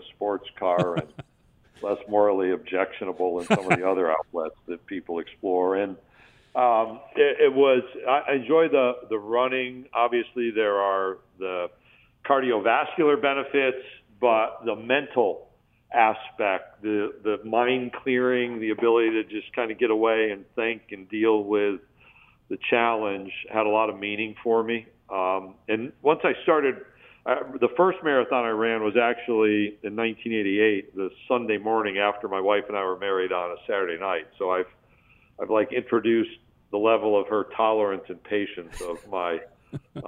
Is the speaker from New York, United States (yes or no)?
yes; Skaneateles, New York, United States; moved away; I was born and raised in Central New York, so I grew up about 20 miles from campus towards the west, outside a little town called Skinny Atlas